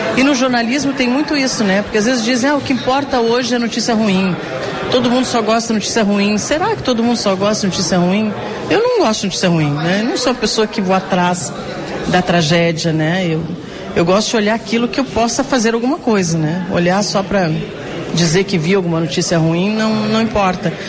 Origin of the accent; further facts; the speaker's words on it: Pelotas, Rio Grande do Sul, Brazil; eu também vim do interior, né? Sou de Pelotas